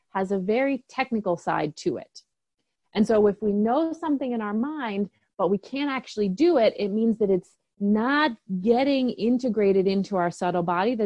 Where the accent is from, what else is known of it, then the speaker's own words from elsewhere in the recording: East Coast, United States; I grew up on the East Coast